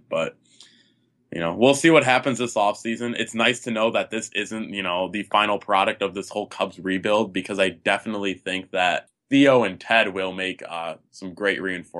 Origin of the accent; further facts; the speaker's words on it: Chicago, Illinois, United States; my hometown team, Chicago Fire.